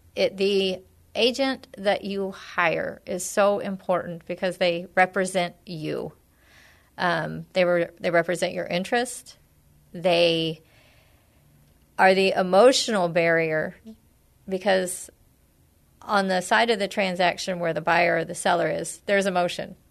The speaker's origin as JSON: {"language": "English", "town": "San Antonio", "region": "Texas", "country": "United States", "tie": "born or raised there", "also_born_or_lived": "Bandera, Texas", "said": "I grew up in San Antonio. I've been in and around the area for my entire life"}